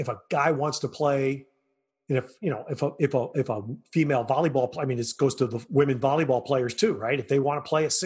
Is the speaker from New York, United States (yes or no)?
yes; New York, United States; I'm a New Yorker